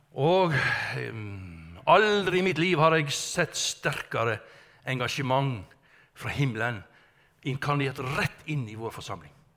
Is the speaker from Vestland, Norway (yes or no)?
yes; Strilelandet, Vestland, Norway; ute fra Strilelandet, der jeg kommer ifra